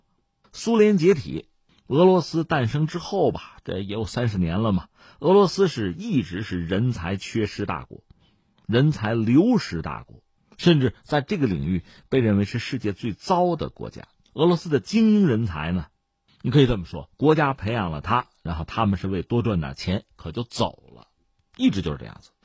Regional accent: China; 我们中国人

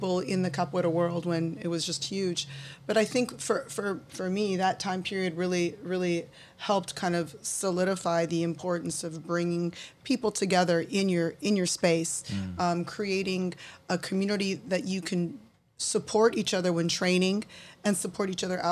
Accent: Glendale, California, United States; also born or lived in San Francisco Bay Area; Brazilian American, grew up in Glendale

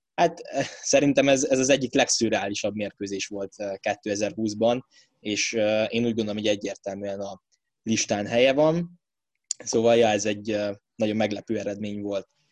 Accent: Hungary

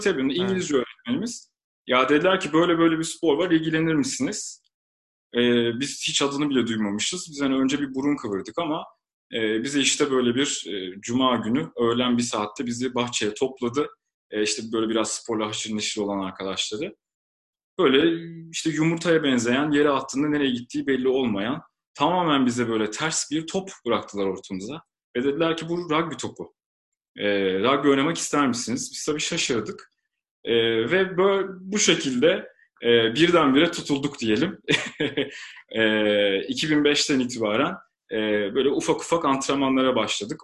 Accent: Istanbul, Turkey; İstanbul doğumluyum.

